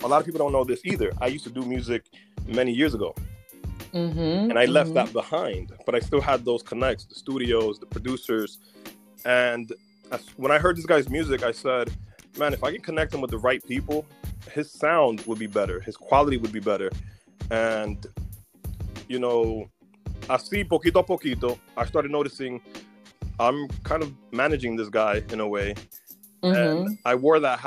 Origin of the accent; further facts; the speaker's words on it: Newark, New Jersey, United States; moved away as an adult; also born or lived in New Brunswick, New Jersey / Arizona; now in Los Angeles, United States; I'm originally from Newark, New Jersey, born and raised